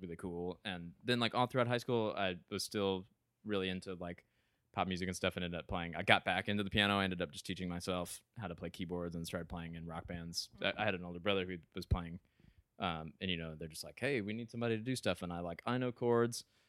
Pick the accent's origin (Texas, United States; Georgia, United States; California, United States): Georgia, United States; Ringgold; moved away as an adult; now in Evanston, United States; from a small town right outside of Chattanooga, Tennessee, called Ringgold, Georgia